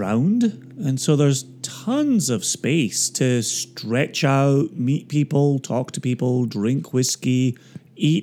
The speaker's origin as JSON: {"language": "English", "region": "Scotland", "country": "United Kingdom", "said": "I'm only from Scotland and work in the whiskey industry."}